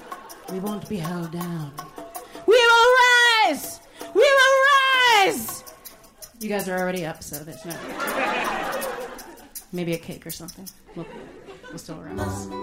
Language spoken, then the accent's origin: English; South Africa; I'm from South Africa. I've never heard the word Kwanzaa before.